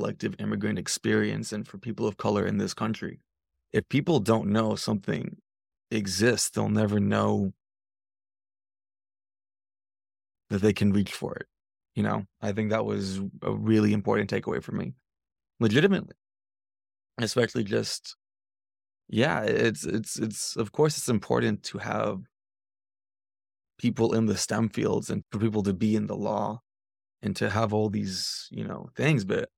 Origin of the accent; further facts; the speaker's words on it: United States; there is a privilege of being American, which is something that I've been grappling with more and more.